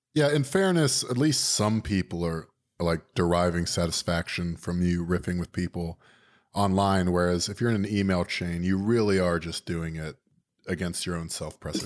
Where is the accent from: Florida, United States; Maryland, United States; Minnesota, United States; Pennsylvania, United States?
Florida, United States; I'm from Florida